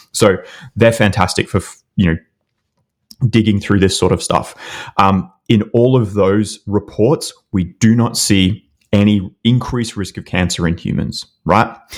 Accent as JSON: {"language": "English", "country": "Australia", "accent": "Australian", "said": "my stupid Australian accent"}